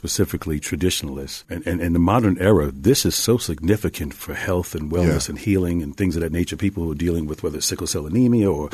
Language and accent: English; Mount Vernon, New York, United States; I'm this kid from Mount Vernon, from up the street, right outside of the Bronx